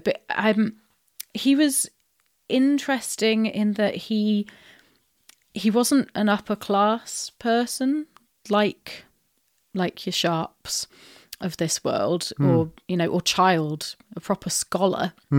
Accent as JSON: {"language": "English", "region": "South West England", "country": "United Kingdom", "also_born_or_lived": "Glasgow / Canada", "accent": "Wiltshire", "said": "And that my accent from being slightly Wiltshire-y occasionally came out in through the vowels or something"}